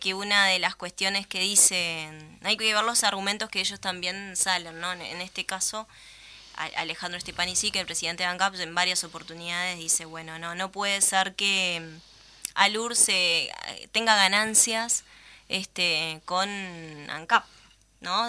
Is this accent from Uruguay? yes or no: yes; Uruguay; nosotros, como uruguayos